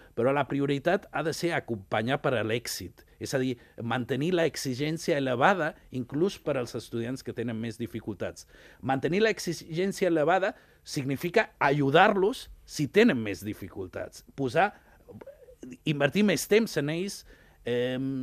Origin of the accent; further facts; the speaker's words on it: Ibiza, Balearic Islands, Spain; moved away; Jo sóc nascut a Eivissa